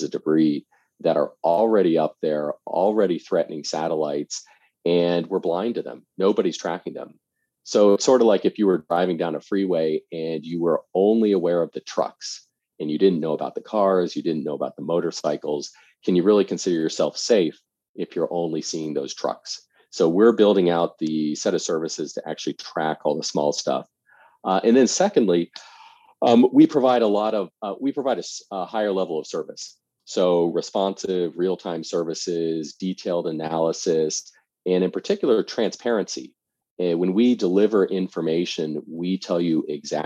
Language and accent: English; suburbs of Washington, D.C., Northern Virginia, United States; I grew up in the suburbs of Washington, D.C., so Northern Virginia